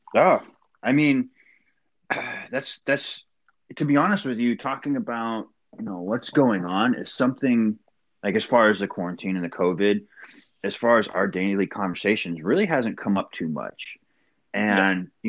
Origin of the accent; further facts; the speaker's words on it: Port Angeles, Washington, United States; moved away as an adult; also born or lived in Camp Lejeune, North Carolina; now in Poconos, Pennsylvania, United States; I grew up in Port Angeles, Washington, the Pacific Northwest